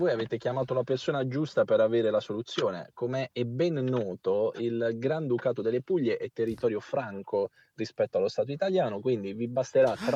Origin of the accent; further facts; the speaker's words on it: Sannicandro di Bari, Apulia, Italy; nel mio paesino natale, Sanicando di Bari